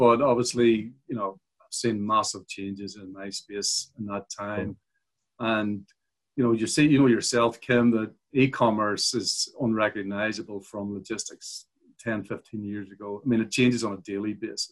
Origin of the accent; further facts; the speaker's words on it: Belfast, Northern Ireland, United Kingdom; moved away as an adult; now in Sydney, Australia; You may note by the accent, I was born and raised in Belfast in Ireland